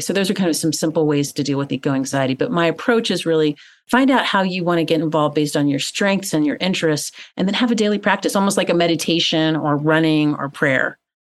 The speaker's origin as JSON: {"language": "English", "region": "Tennessee", "country": "United States", "tie": "born or raised there", "said": "growing up in Tennessee, which is in the southeastern part of the United States"}